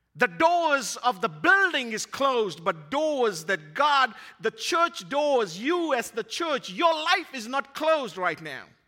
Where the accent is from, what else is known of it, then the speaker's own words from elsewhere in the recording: Fiji; moved away; my hometown in Fiji, where I grew up.